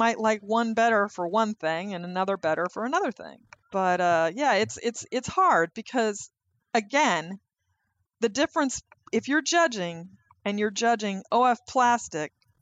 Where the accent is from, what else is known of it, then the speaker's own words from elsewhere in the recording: the West, United States; I grew up in the West